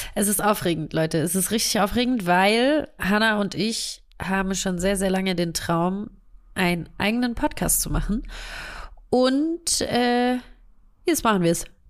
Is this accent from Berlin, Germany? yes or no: no; Stuttgart, Baden-Württemberg, Germany; accent: Swabian; dass wir aus Stuttgart kommen beide. Das heißt, wir sind Schwaber und ähm, versuchen unseren schwäbischen Dialekt zu unterdrücken